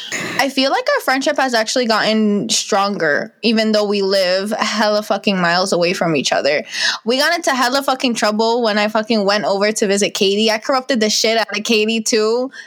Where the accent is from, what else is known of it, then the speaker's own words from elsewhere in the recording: New Jersey, United States; I am from New Jersey. I live in Bergen County.